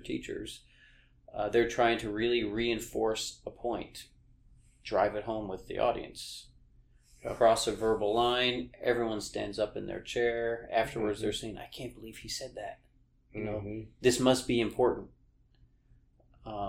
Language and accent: English; Long Island, New York, United States; I grew up on Long Island in New York in a blue-collar town